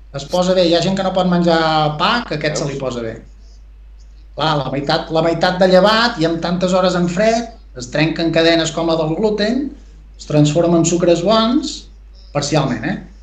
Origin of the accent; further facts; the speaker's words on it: Perafita?, Lluçanès, Osona, Catalonia, Spain; now in Camprodon Valley, Spain; El meu poble és el Pens, vale? que està al Lluçanès, comarca d'Osona